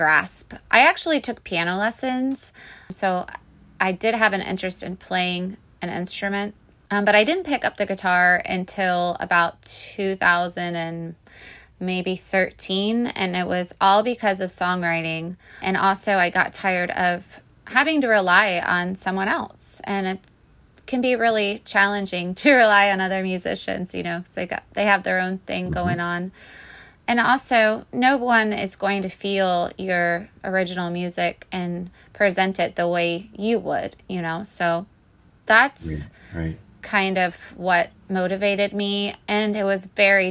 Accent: Orlando, Florida, United States; I grew up in Orlando, and for the last 2 years, I lived in the Middle Keys, in the Florida Keys

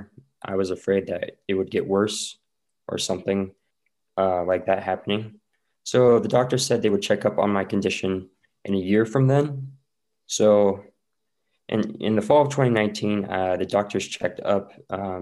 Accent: Utah, United States; I'm from Utah. I'm 18. I'm a senior at Skyline High School right now

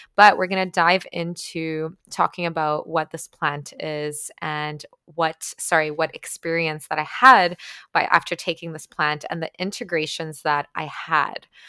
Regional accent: Ukraine; first language Ukrainian; English is a second language; moved away; also born or lived in Toronto, Canada / Guelph, Canada; I grew up in Ukraine, for those of you guys who don't know. So, my first language was actually Ukrainian

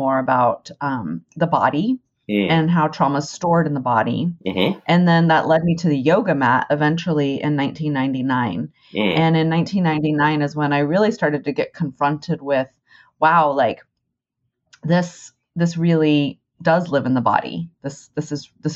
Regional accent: Texas, United States; growing up in Texas

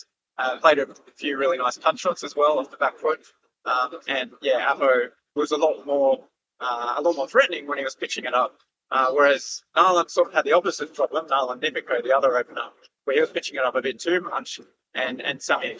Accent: Canada; born there; I've never been, even though I was born in Canada

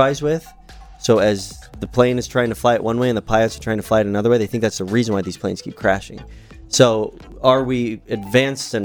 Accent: St. Louis, Missouri, United States; we're from St. Louis

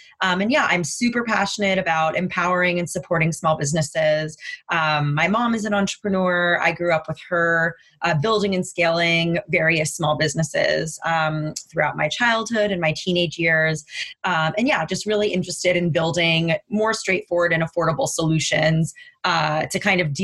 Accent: Los Angeles, California, United States; moved away as an adult; now in New York, United States; I grew up in Los Angeles, California

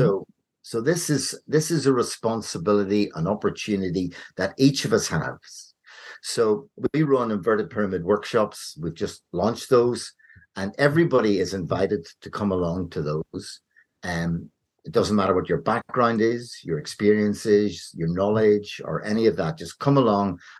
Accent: Ireland; I grew up in Ireland

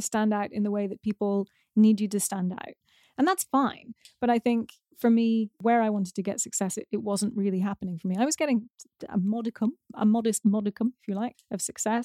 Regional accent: United Kingdom; I'm British

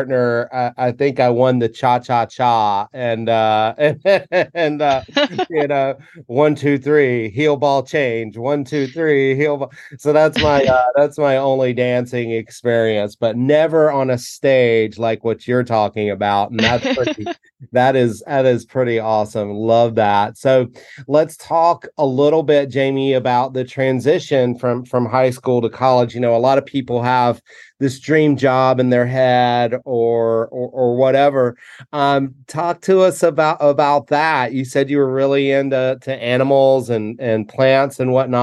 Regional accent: the South, United States; moved away; My growing up in the South

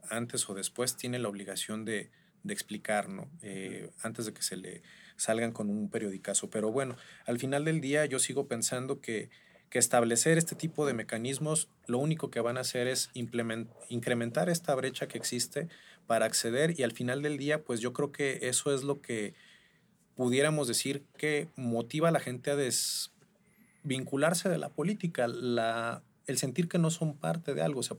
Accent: Michoacán, Mexico; Yo soy michoacano, cabe señalar.

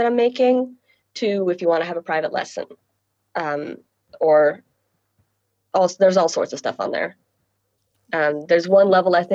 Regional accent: California, United States; now in New York, United States; I'm from California, living in New York

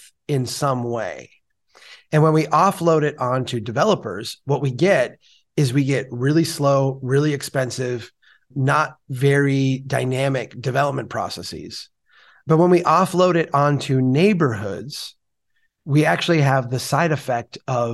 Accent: Minnesota, United States; as a Minnesotan

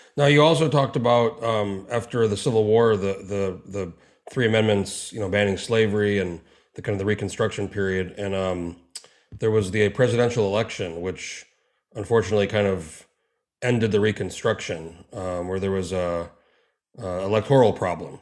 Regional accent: New Mexico, United States; moved away as an adult; now in Alaska, United States; I grew up in New Mexico. I moved to Alaska in 04

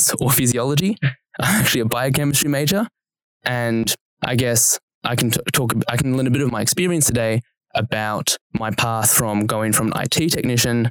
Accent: Wangaratta, Victoria, Australia; moved away as an adult; now in Melbourne, Australia; there's actually more students at Uni Melbourne than there are people who live in my hometown.

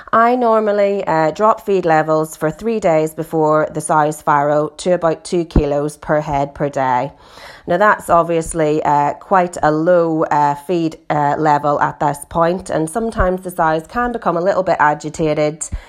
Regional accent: Northern Ireland, United Kingdom; now in East Yorkshire, United Kingdom; as you can hear from my accent, I'm originally from Northern Ireland. I grew up on a pig farm there

